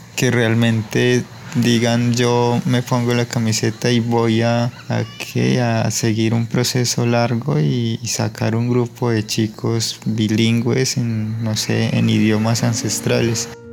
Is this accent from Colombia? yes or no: yes; San Pedro de los Lagos, Amazonas, Colombia; first language Ticuna; Spanish is a second language; yo soy de San Pedro de los Lagos, del clan Paujil